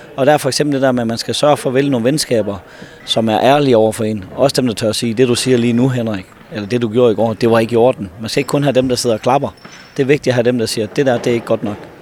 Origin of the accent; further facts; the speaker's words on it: North Jutland, North Denmark Region, Denmark; Jeg er så fra Nordjylland